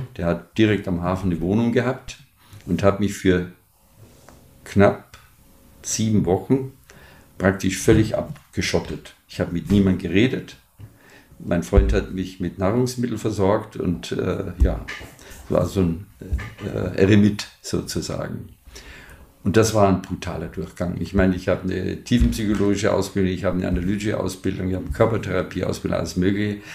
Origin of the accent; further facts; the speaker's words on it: Munich, Bavaria, Germany; moved away as an adult; also born or lived in Palatinate; ich komme aus München